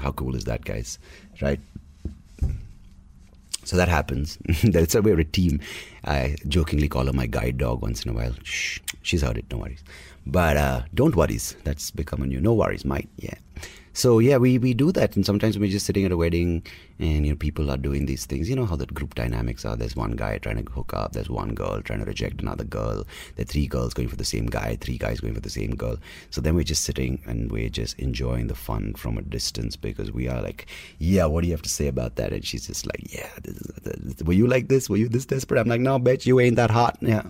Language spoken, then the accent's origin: English; Bangalore, Karnataka, India; I grew up in Bangalore speaking English. I am a Kannada guy